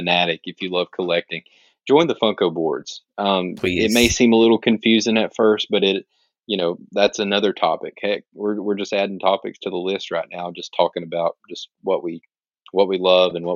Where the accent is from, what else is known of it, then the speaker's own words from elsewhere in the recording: Alabama, United States; I'm from Alabama